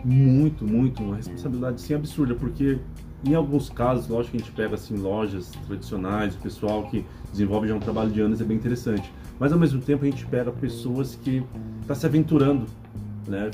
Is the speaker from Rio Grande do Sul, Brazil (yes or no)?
no; Mogi das Cruzes, São Paulo, Brazil; em São Paulo mesmo, Mogi Sim. das Cruzes, que é minha cidade natal